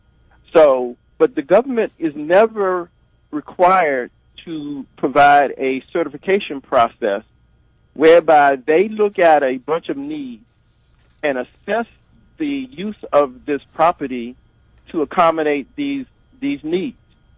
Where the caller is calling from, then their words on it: Washington, District of Columbia, United States; I'm calling from Northwest.